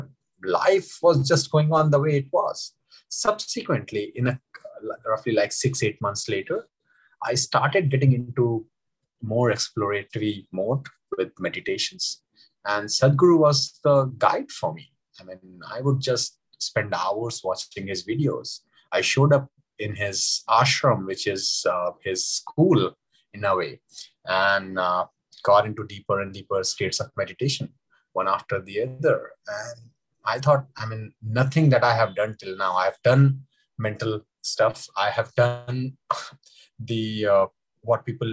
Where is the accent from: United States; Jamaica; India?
India; I grew up in India, in small towns of India where there is no swimming culture.